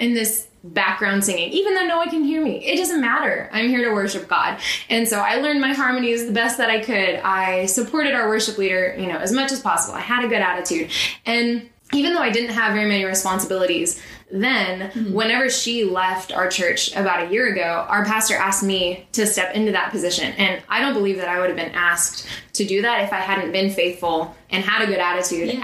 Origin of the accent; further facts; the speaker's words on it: Burleson, Texas, United States; also born or lived in Joshua, Texas; I grew up in Joshua in Burleson, Texas, which is just south of Fort Worth, so in the suburbs.